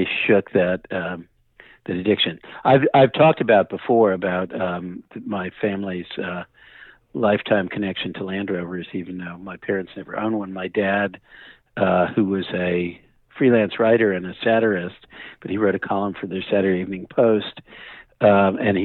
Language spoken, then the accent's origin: English; New Jersey suburb, United States; also born or lived in Brooklyn, New York; when I was pretty young, my parents moved us to a New Jersey suburb that was literally you walking distance from Manhattan.